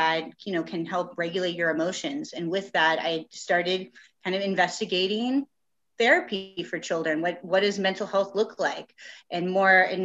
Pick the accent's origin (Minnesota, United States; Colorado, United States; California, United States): California, United States; San Diego; born and raised in San Diego